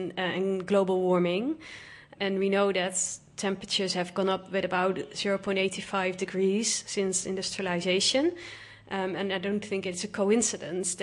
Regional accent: Netherlands; moved away as an adult; now in Vanuatu; I am originally from the Netherlands

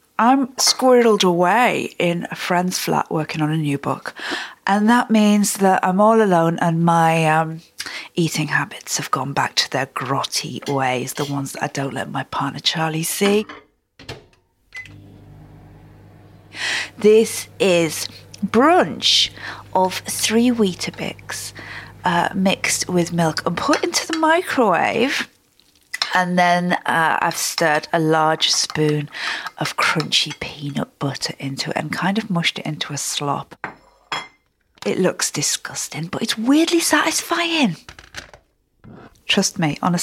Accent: the Lake District, North West England, United Kingdom; I'm from the Lake District

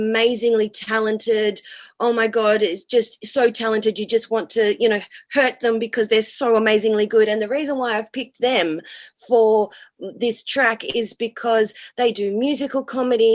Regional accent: Perth, Western Australia, Australia; moved away as an adult; now in New Zealand; I'm from Perth

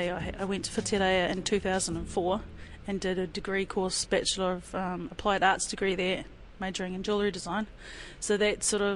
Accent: Devonport, Auckland, New Zealand; born there; also born or lived in Waiouru; I was born up in Auckland, in Devonport, kei raro I te motu o Rangitoto, and that was because my dad was in the Navy.

